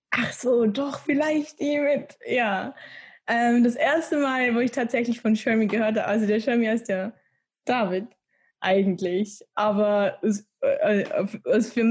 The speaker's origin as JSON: {"language": "German", "country": "Switzerland", "moved": "as an adult", "lives_now": "Munich, Germany", "said": "Ich bin boah, schon 21 Jahre alt jetzt. ähm, ich komme eigentlich ursprünglich aus der Schweiz und bin jetzt letzten September hier nach München gezogen, so ganz alleine."}